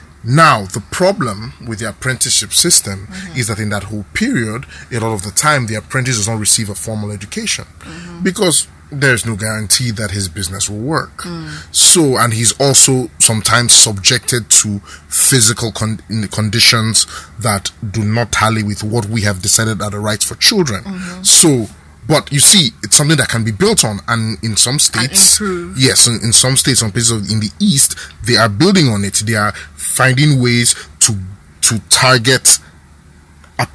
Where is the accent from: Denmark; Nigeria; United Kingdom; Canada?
Nigeria; Okrika, Rivers State; I'm from the Niger Delta. I'm from Okrika